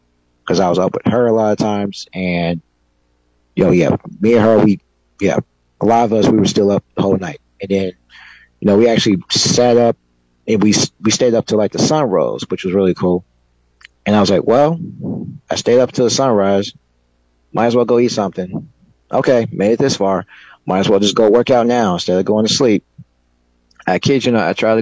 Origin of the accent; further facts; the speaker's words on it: Chicago, Illinois, United States; I'm from the South Side of Chicago.